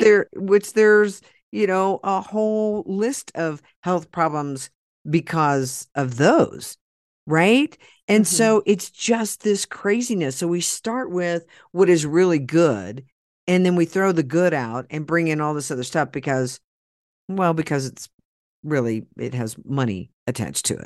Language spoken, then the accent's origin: English; Oklahoma, United States; I'm from Oklahoma and we used to talk. We do talk like